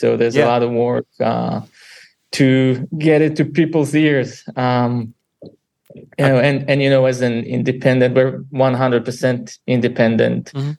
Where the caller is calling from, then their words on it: Boston, Massachusetts, United States; just from our apartment. It's early morning here in Boston.